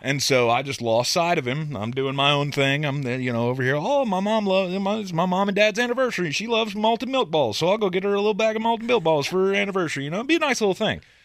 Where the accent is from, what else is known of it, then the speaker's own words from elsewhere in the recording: United States; We grew up in America